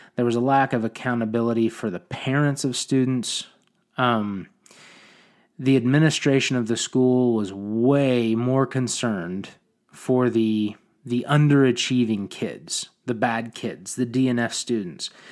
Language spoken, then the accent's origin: English; Oklahoma, United States; I wanted to move back to my hometown and be a positive influence on the community I wanted to raise my children in.